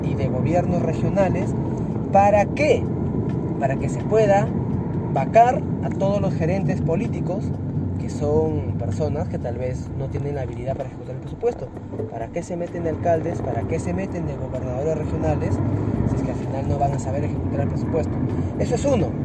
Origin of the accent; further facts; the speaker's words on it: Chiclayo, Lambayeque, Peru; yo nací en Chiclayo. O sea, yo amo esta tierra